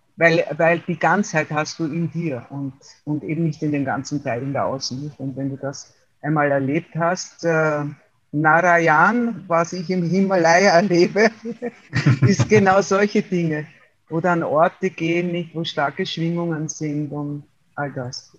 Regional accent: Waldviertel, Lower Austria, Austria; now in Wienerwald, Austria; bin aufgewachsen im Waldviertel in Österreich, im Norden, und lebe seit 42 Jahren im Wiener Wald.

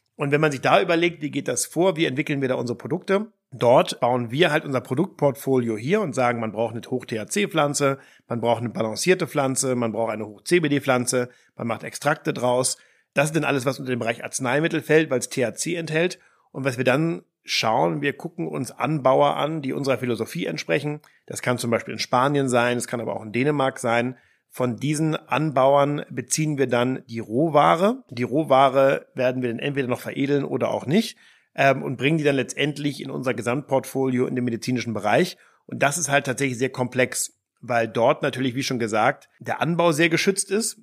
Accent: the North, Schleswig-Holstein, Germany; Heide Simonis, das war die Ministerpräsidentin bei uns im Norden

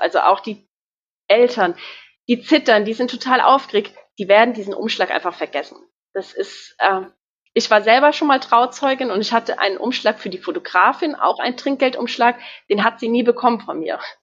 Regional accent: Ebertsheim, Rhineland-Palatinate, Germany; Ich bin 30 Jahre alt und komme aus Ebertsheim, aus der schönen Pfalz.

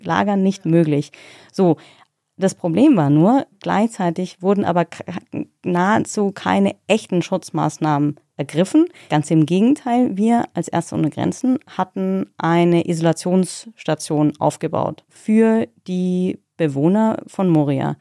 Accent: Germany; ich bin Deutsche

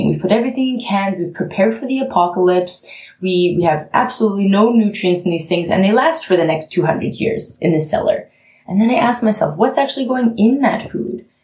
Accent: Canada; now in Germany; I mean, I'm the Canadian with a German uh, Nachbarn, coincidentally, but I'm a Canadian who's come

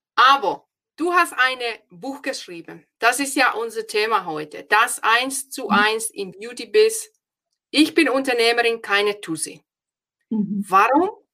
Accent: Finland; German is a second language; moved away as an adult; now in Germany; Ich bin ja aus Finnland

